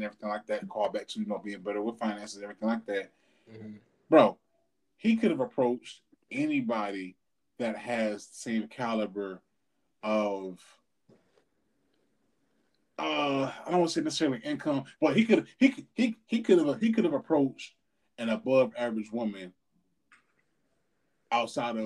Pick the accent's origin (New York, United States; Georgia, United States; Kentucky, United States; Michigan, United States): Kentucky, United States; Louisville; I'm a nigga from Louisville